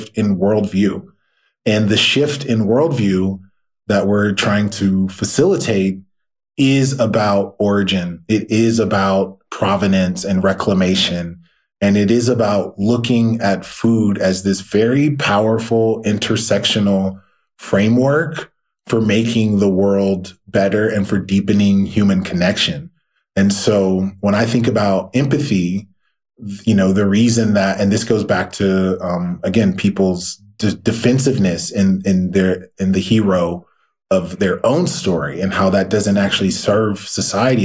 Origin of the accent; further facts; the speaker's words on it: the South, United States; my experience as a Black man growing up in the South